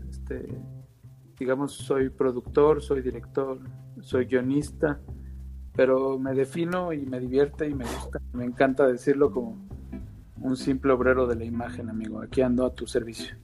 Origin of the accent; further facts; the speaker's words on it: Veracruz, Mexico; soy veracruzano